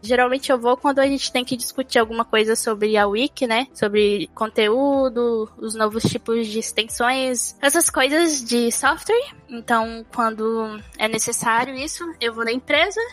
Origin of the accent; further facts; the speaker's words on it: Brasília, Federal District, Brazil; moved away as an adult; now in Serbia; eu nasci em Brasília, Centro-Oeste, estado Goiás